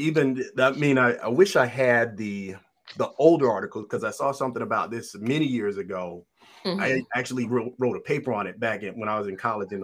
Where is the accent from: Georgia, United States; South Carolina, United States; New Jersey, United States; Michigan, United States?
Georgia, United States; Atlanta; being born and raised in Atlanta, child of the civil rights movement